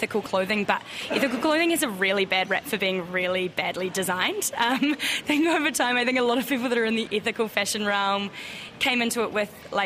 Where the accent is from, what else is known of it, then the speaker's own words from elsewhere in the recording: New Zealand; now in Australia; being a New Zealander who lives in Australia